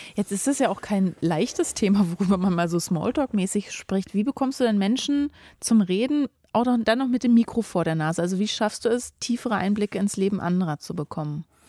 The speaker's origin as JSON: {"language": "German", "region": "Berlin", "country": "Germany", "tie": "born or raised there", "said": "ich bin nur um die Ecke von Christiane F. aufgewachsen in Berlin-Neukölln in einer Gruppierstadt, also so eine Hochhaussiedlung"}